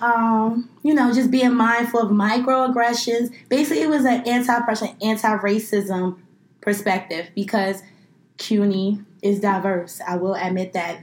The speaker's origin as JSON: {"language": "English", "town": "New York City", "region": "New York", "country": "United States", "tie": "born or raised there", "said": "I grew up in Flatbush. I grew up in a very large Caribbean American community"}